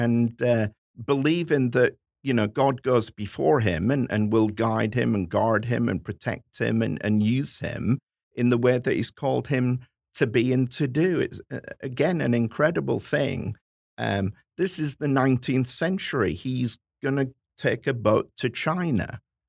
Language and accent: English; Hull, Yorkshire and the Humber, United Kingdom; which is my hometown